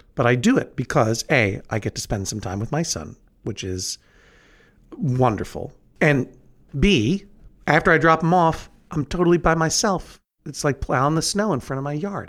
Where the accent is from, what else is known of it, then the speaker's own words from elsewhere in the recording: Brookline, Massachusetts, United States; in Brookline, my hometown, which is in New England